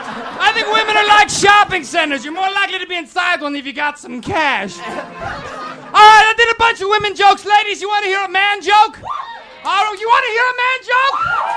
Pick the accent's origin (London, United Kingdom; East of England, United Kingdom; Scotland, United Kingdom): Scotland, United Kingdom; I'd say, I'm from Scotland.